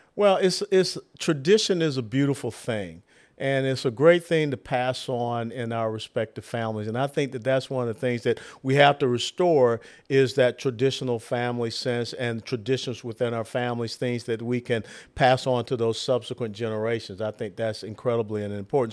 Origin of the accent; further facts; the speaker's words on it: Atlanta, Georgia, United States; I'm from Atlanta